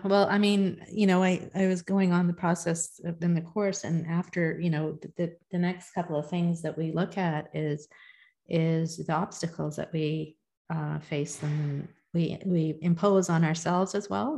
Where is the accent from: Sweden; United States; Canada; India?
India; I'm I'm a Hindu. I'm in, I'm Indian